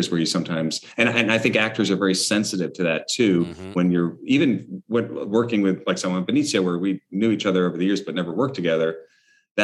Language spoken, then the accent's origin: English; New York City, New York, United States; I was growing up on the Upper West Side